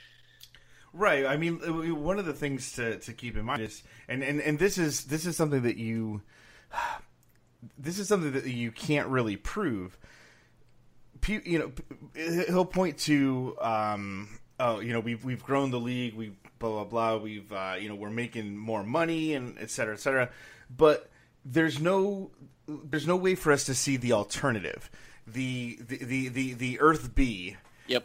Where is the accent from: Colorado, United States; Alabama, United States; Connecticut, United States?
Connecticut, United States; I grew up in Connecticut